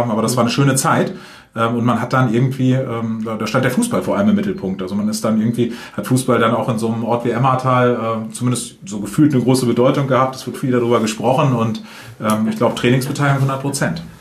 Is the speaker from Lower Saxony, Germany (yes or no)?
yes; Hameln, Lower Saxony, Germany; ist Hameln äh, und, und das Weserbergland ja meine Heimat. Ich habe ja immer gesagt, hier, hier war ich immer und, und hier wohne ich und, und lebe ich und arbeite ich jetzt und das wird auch immer so bleiben.